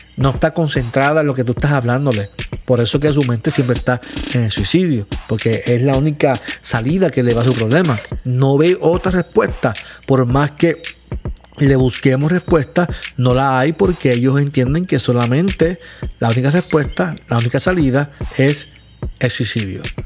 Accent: Caguas, Puerto Rico; yo vivo en Puerto Rico, soy de Caguas

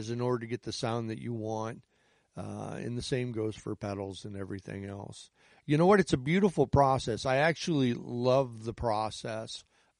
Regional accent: Chicago, Illinois, United States; I'm from the Chicago area. I've lived outside the city of Chicago on and off my entire life.

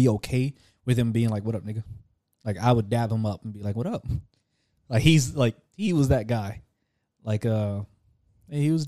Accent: Louisiana, United States; I'm from Louisiana, so I know. Like I know I don't always sound like it, but like there are times when I speak, especially when I'm speaking to someone else from Louisiana, you will hear it.

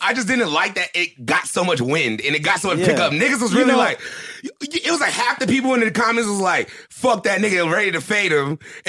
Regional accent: Moreno Valley, California, United States; I'm from Moreno Valley, my nigga. Everyone at this table's from Moreno Valley, my nigga.

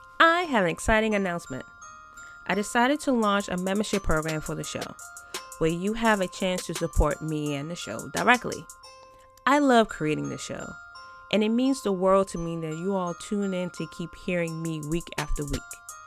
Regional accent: Tallahassee, Florida, United States; Oh, I grew up in Tallahassee, and I felt that no kid should live like that.

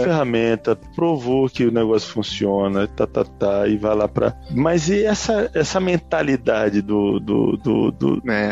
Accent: Terra Roxa, São Paulo, Brazil; moved away; also born or lived in São Carlos; Então vinha do interior, mais interior ainda, né? Que eu vinha lá de, de, de Terra Roxa.

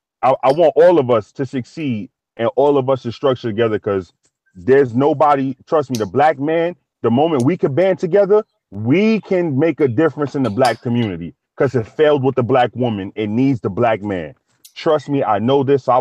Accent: New York City, New York, United States; moved away; I'm from New York City. If I'm going to go back somewhere, I got to go back to New York City

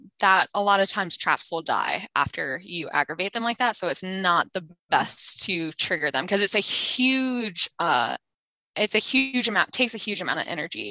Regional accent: North Carolina, United States; also born or lived in Finland; I was born in Finland, but I was raised in North Carolina. I've been in North Carolina my whole life

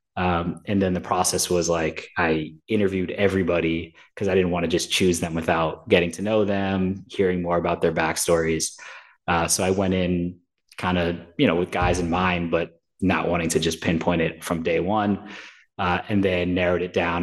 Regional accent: New York, United States; I'm from New York.

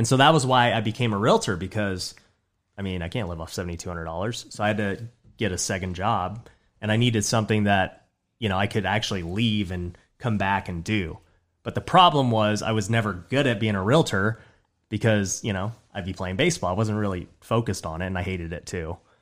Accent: Las Vegas, Nevada, United States; I grew up in Southwest Vegas, so I was born and raised in Vegas

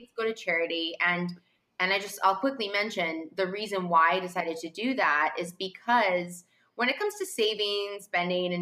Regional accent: Vancouver, British Columbia, Canada; moved away as an adult; also born or lived in Toronto / France / London / New York; And I grew up in Vancouver in Canada, actually.

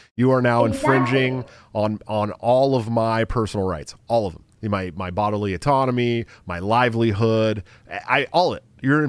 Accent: California, United States; moved away as an adult; now in Iowa, United States; I love California. It's, you know, That's my state. That's my home state.

